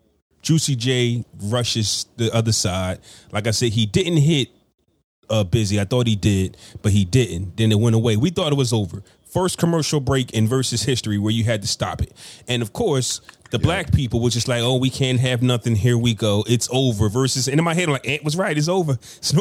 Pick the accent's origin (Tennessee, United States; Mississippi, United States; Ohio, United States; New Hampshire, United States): Ohio, United States; born there; I was born in Ohio.